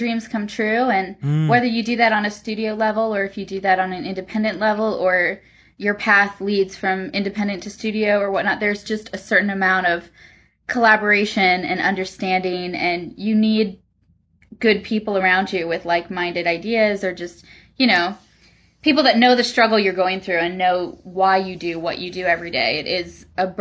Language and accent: English; Wisconsin, United States; moved away as an adult; now in Los Angeles, United States; I'm originally from Wisconsin